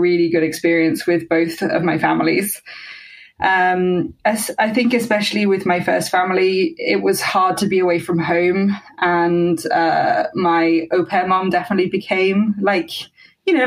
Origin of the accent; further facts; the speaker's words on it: Teignmouth, South West England, United Kingdom; moved away as an adult; also born or lived in Exeter; now in Paris, France; I'm from Exeter, a pretty small town, small city in southwest of England. I actually grew up in Teignmouth, which is a tiny seaside town